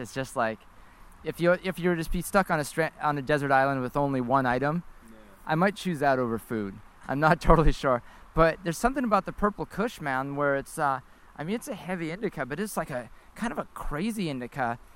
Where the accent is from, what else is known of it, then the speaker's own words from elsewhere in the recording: Canada; as your Canadian host